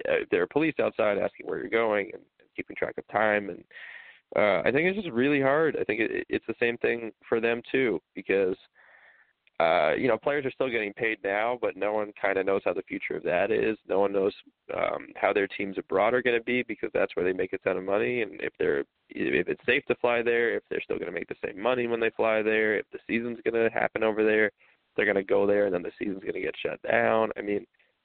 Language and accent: English; New York, United States; now in Washington, D.C., United States; I'm from New York, so they've had it really bad up there. And that's where my whole family lives.